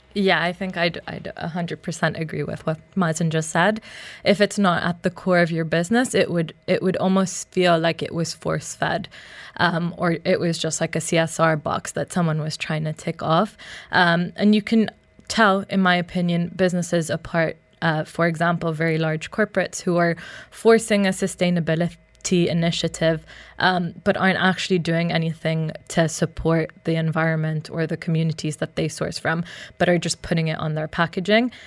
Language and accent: English; Uganda; I grew up in Uganda